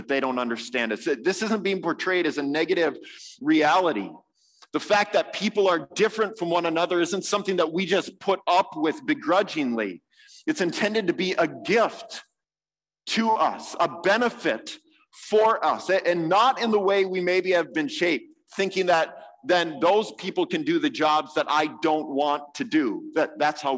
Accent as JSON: {"language": "English", "country": "United States", "said": "as an American"}